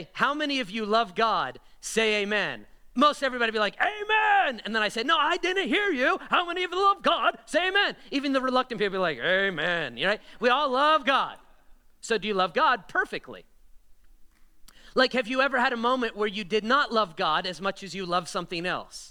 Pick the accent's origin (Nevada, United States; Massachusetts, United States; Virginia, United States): Nevada, United States; Las Vegas; also born or lived in Florida; I was born and raised in Vegas, but I moved to Florida for college, came back here